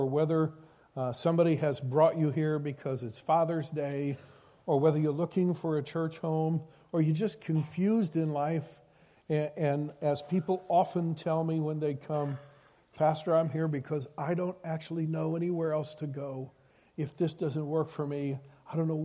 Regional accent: Iowa, United States; I grew up in Iowa

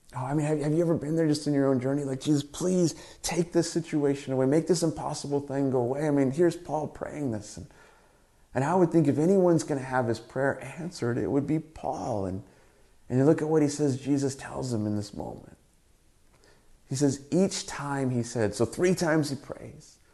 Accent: Southern California, United States; moved away as an adult; now in Canada; Growing up in Southern California

